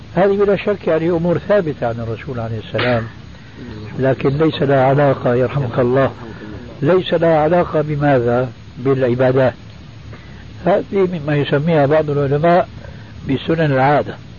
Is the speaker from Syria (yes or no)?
yes; Damascus, Damascus Governorate, Syria; عندنا في دمشق